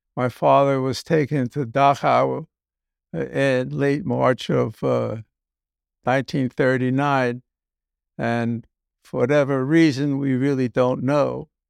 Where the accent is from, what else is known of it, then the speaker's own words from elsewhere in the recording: Newark, New Jersey, United States; moved away as an adult; also born or lived in Vienna, Austria; now in Key Biscayne, United States; growing up in Newark, uh, relatively frugal